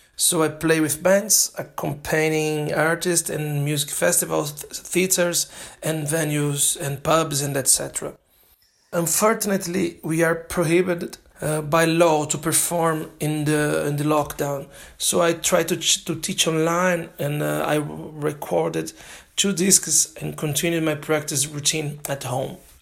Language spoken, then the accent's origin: English; Brazil; English is a second language; moved away as an adult; also born or lived in Italy; now in United Kingdom; I'm from Brazil